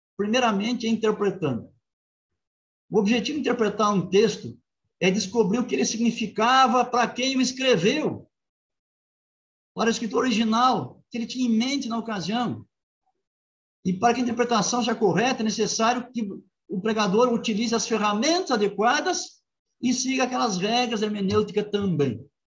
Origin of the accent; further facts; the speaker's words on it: Rio Grande do Sul, Brazil; now in Engenheiro Coelho, Brazil; minha terra, Rio Grande do Sul